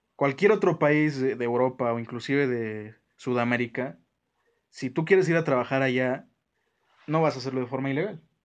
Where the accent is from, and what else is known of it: Mexico